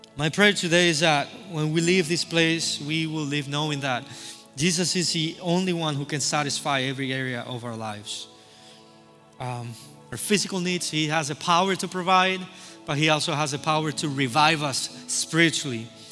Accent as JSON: {"language": "English", "country": "Cuba", "moved": "yes", "said": "I'm from Cuba"}